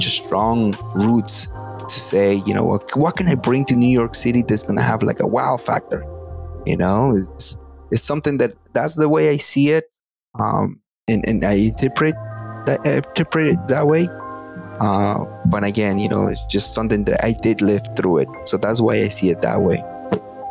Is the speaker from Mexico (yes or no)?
yes; Atlixco, Puebla, Mexico; moved away; growing up in Mexico